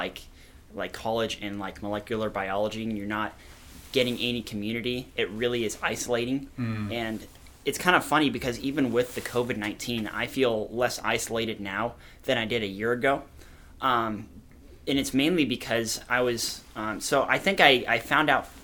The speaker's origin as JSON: {"language": "English", "town": "Lincoln", "region": "Nebraska", "country": "United States", "moved": "as an adult", "lives_now": "Kearney, United States", "said": "I'm from Lincoln. I moved here to Kearney, last August"}